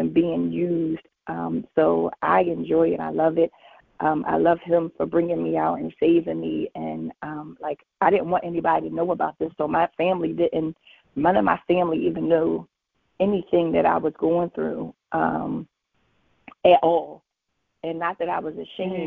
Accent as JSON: {"language": "English", "town": "Philadelphia", "region": "Pennsylvania", "country": "United States", "said": "I'm from Philly"}